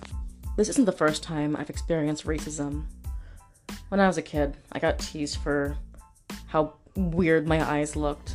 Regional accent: San Diego, California, United States; I'm from San Diego.

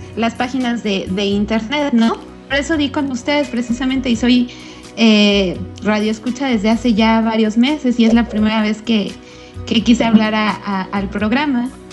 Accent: Mexico; soy mexicana

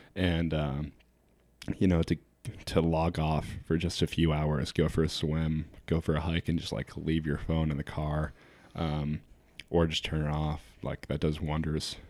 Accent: New Hampshire, United States; I grew up actually in New Hampshire, but I spent almost every summer of my life, um, on Lake Michigan.

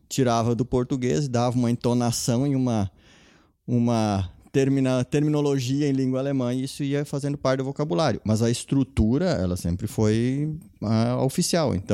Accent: Brazil; first language German dialect; Portuguese is a second language; No meu caso, é, eu aprendi a falar português na escola. E lá as pessoas, ainda hoje, os mais idosos, aposentados, eles se comunicam muito ainda em língua alemã. Claro que é um dialeto, né? Então não é a língua oficial

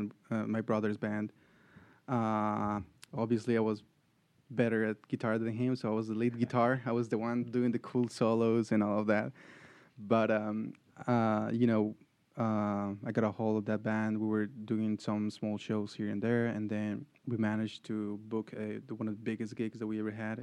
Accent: Bolivia; moved away as an adult; now in Atlanta, United States; I was raised in Bolivia, but then I came all my adult life here.

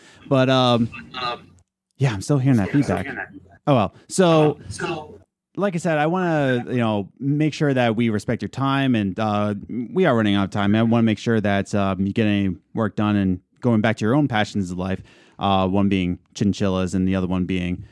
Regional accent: Philadelphia, Pennsylvania, United States; We come from Philadelphia

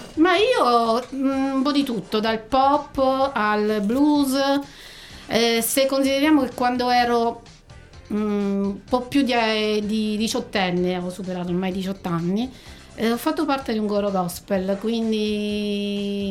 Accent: Nereto, Abruzzo, Italy; io che vengo da Nereto

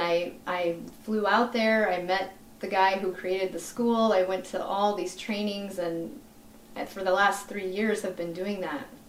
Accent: Vermillion, South Dakota, United States; now in Sioux Falls, United States; I'm originally from Vermillion, just a town yeah. little ways from here, but I live in Sioux Falls.

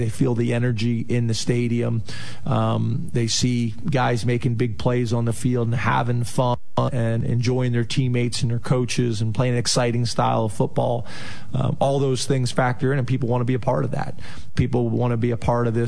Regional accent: just outside of Philadelphia, Pennsylvania, United States; I grew up just outside of Philadelphia

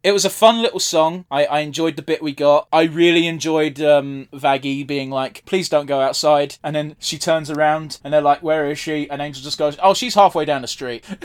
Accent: United Kingdom; being British

